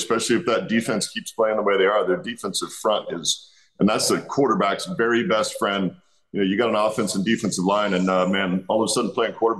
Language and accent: English; West Coast, United States; You know, growing up on the West Coast, I had a whole bunch of buddies that were 49ers fans.